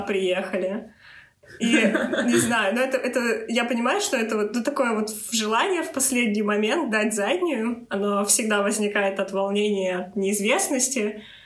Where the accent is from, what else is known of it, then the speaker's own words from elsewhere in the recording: Moscow Oblast, Russia; moved away; я всего лишь из Московской области